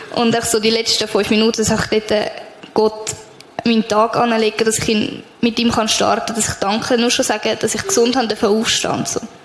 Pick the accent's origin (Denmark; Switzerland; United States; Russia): Switzerland; Rüti; ich komme von Rüti, mache ein Praktikum in einer Krippe